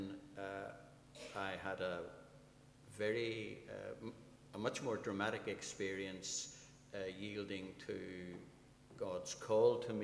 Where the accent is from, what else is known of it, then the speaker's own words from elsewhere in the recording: Belfast, Northern Ireland, United Kingdom; I was brought up in the Seaview Estate, up the hill from Crusaders